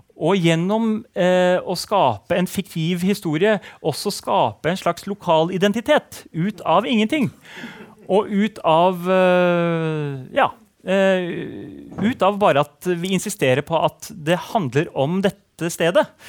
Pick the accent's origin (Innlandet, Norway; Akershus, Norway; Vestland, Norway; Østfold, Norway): Akershus, Norway; Nesodden; Jeg har vokst opp på Nesodden